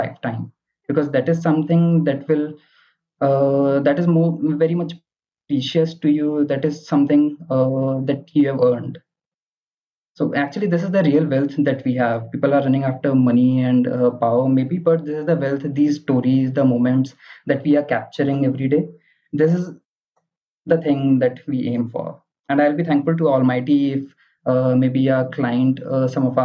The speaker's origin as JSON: {"language": "English", "town": "Ghaziabad", "region": "Uttar Pradesh", "country": "India", "said": "I am from Ghaziabad."}